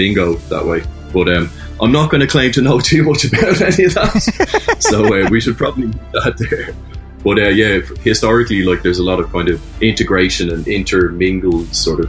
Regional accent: Ireland; I am an Irish man, born and bred.

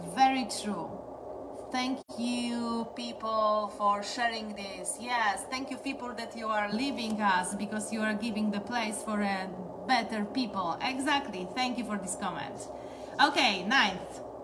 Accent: Poland; I'm coming from Poland and today I'm streaming to you exactly from Poland.

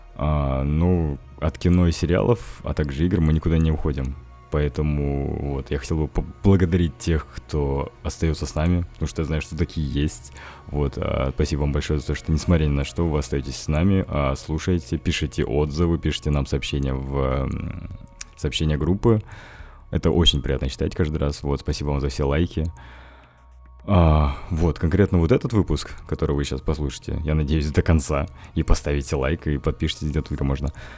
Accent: Russia; я вообще-то из России

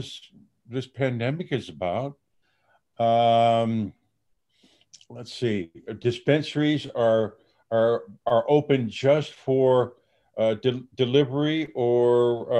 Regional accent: Dubuque, Iowa, United States; moved away as an adult; I'm a country boy, born and raised in Dubuque, Iowa.

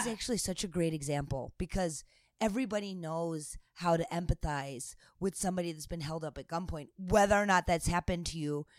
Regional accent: United States; I'm American

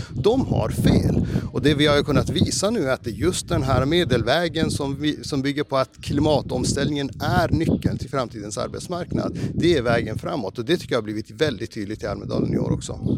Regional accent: Norrbotten County, Sweden; Jag är uppväxt i Norrbotten, det är ganska krast där uppe

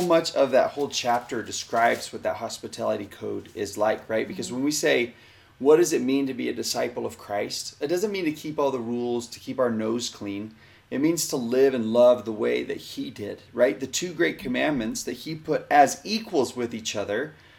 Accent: Texas, United States; I grew up down in Texas, and the southern symbol of hospitality is a pineapple.

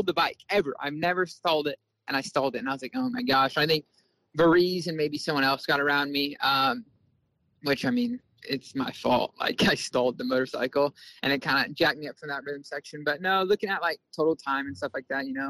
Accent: Bakersfield, California, United States; I come from Bakersfield. There's dirt track, asphalt

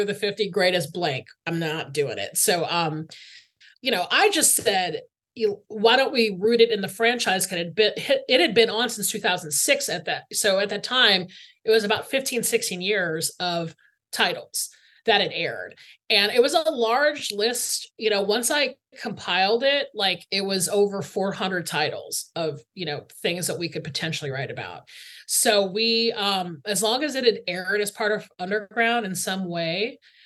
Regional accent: Atlanta, Georgia, United States; I grew up in Atlanta, Georgia, like right outside of Atlanta, Georgia

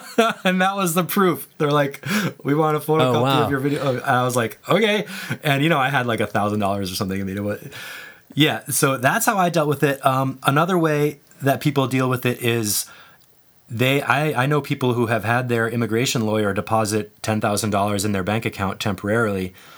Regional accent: United States; moved away as an adult; also born or lived in Czech Republic; generally being an American helped

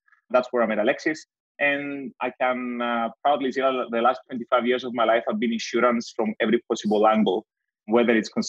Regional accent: Cyprus; now in Greece; From Cyprus as well

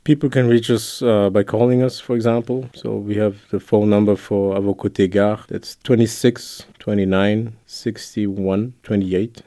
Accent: Luxembourg; also born or lived in Brussels; Italian with Congolese origins, born and raised in Luxembourg

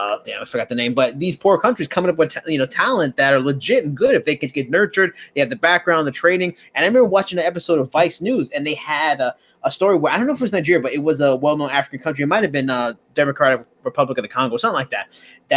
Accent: Australia; I'm Australian, an Asian Australian.

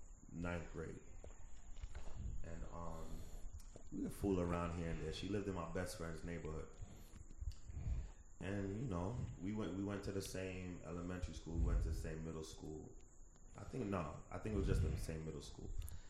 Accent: Jamaica; I'm Jamaican. My mom will bust my ass.

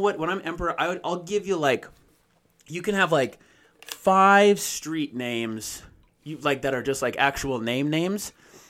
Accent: Boston, Massachusetts, United States; I don't think of, like, oh, yeah, I'm from Boston.

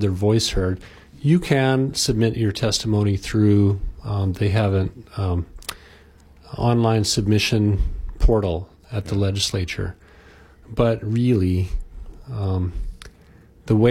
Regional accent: Oahu, Hawaii, United States; now in Maui, United States; When I was a kid growing up on Oahu, we lived in the country.

